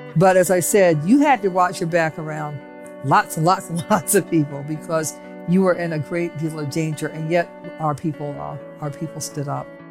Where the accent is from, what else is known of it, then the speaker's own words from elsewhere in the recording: Cleveland, Ohio, United States; I was growing up in Cleveland, Ohio